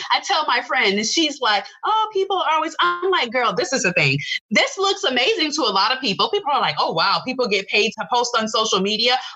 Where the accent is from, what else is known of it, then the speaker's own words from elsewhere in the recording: Tampa, Florida, United States; now in Orlando, United States; And I'm from Tampa, born and raised in Tampa.